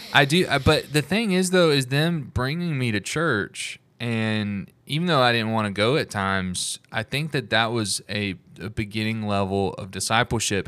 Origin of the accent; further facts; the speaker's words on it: Alabama, United States; I'm from Alabama.